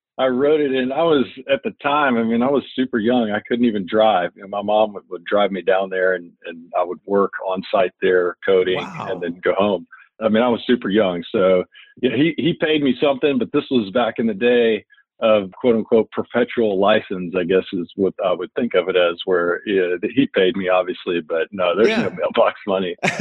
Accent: Beaumont, Texas, United States; I'm originally from Beaumont, Texas. Grew up in Beaumont, went to high school through there

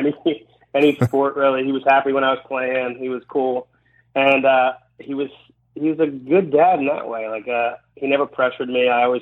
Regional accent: Baltimore, Maryland, United States; moved away as an adult; also born or lived in Los Angeles, California; when I was 23, I moved away from Baltimore, and I went to Los Angeles and lived there.

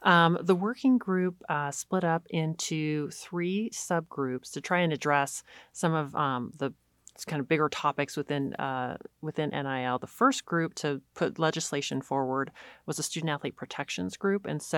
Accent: California, United States; So I grew up in California, went to the University of San Diego, played basketball there for 4 years, left USD and went to the University of Texas.

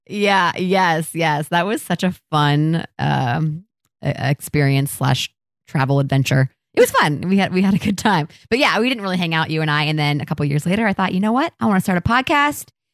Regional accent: Columbus, Ohio, United States; I grew up in Columbus, and I've literally lived here my entire life

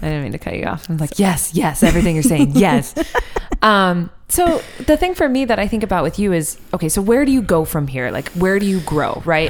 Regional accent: Midwest, United States; Oh, Midwest boy. Well, I'm from the Midwest.

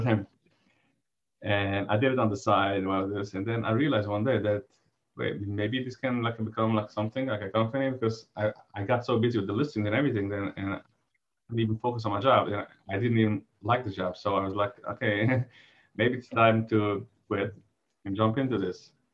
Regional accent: New York, United States; I'm originally from uh, New York

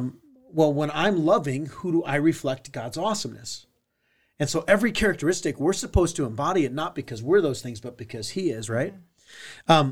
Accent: Southern California, United States; I grew up in Southern California.

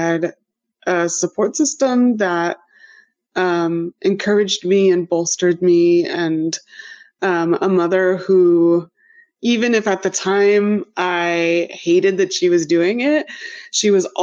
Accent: Adirondacks, upstate New York, United States; moved away as an adult; also born or lived in Philadelphia; now in Cambridge, United States; I'm originally from the Adirondacks, way up in upstate New York

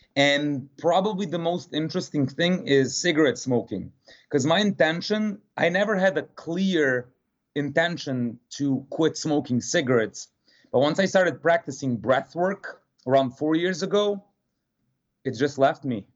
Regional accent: Serbia; moved away as an adult; also born or lived in New Jersey / Martha's Vineyard, Massachusetts / West Palm Beach, Florida; now in Miami, United States; I do not want to live the adult life in Serbia

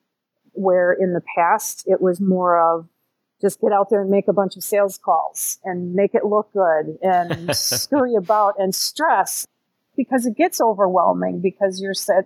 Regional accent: Milwaukee, Wisconsin, United States; also born or lived in central Illinois; now in Illinois, United States; I was born in Milwaukee County, Wisconsin

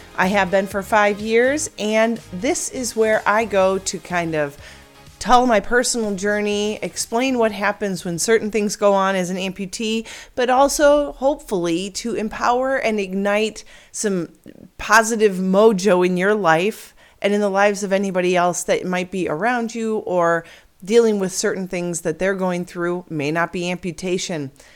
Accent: near Chicago, Illinois, United States; moved away as an adult; now in Arizona, United States; Now I am an Illinois girl, born and raised near Chicago

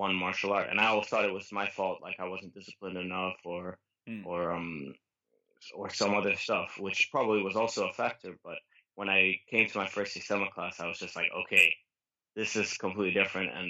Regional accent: Geneva, Switzerland; I grew up most of my life in Geneva, Switzerland, although I come from quite an international background.

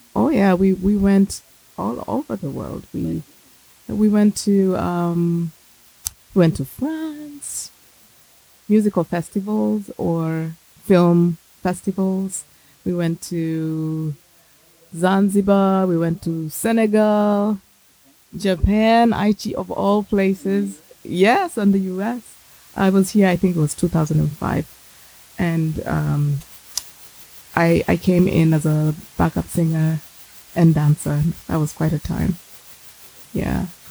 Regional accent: Kenya; I grew up in Kenya

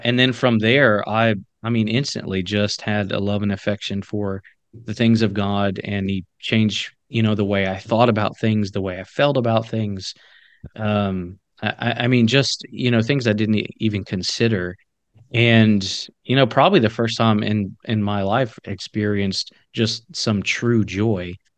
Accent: the South, United States; I grew up in the South

